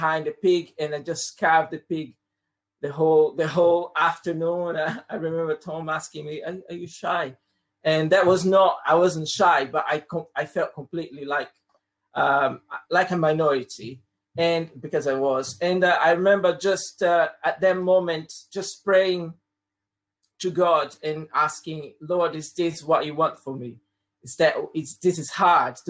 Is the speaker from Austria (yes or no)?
no; Brazil; first language Portuguese; English is a second language; moved away as an adult; also born or lived in Croydon; now in United Kingdom; I'm originally from Brazil, and I've been living in the UK for the past almost 18 years now